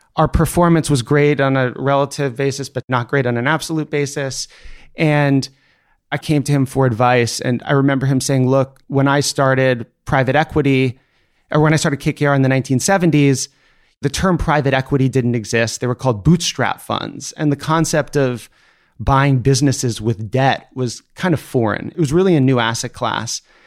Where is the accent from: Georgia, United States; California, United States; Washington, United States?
Washington, United States; Seattle; I grew up in Seattle, Washington